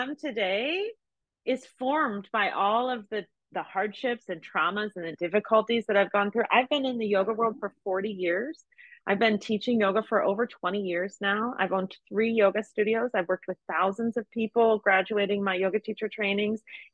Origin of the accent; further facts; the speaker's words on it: United States; being an American